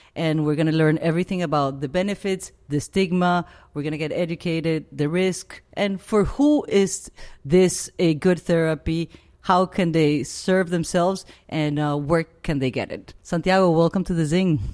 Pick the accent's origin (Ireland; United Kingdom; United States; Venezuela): Venezuela; moved away; I grew up in the Amazon, in the Venezuelan Amazon